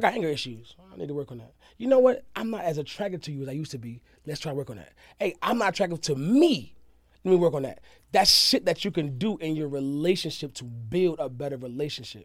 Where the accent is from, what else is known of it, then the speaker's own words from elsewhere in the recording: the South, United States; where in my roots, where I'm raised, it's from, came from the South.